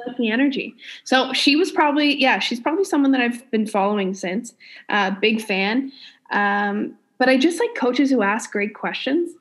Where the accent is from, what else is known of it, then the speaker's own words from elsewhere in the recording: New Brunswick, Canada; I'm from New Brunswick